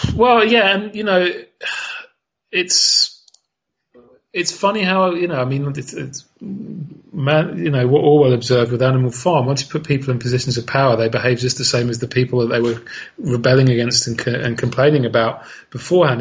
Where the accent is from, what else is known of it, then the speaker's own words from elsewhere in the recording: United Kingdom; as a Brit